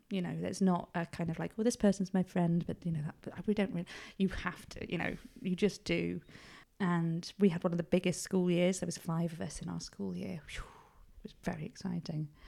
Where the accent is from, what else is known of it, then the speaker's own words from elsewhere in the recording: Upper Booth, England, United Kingdom; so I'm from Upper Booth at the top end of the village. And we just used to be outside all the time.